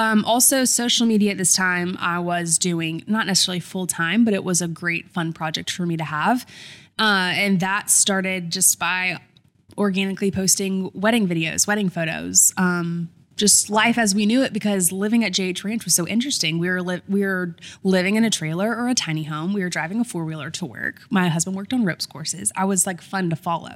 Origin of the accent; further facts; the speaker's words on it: Columbia, South Carolina, United States; also born or lived in Irmo, South Carolina; Grew up in Columbia, South Carolina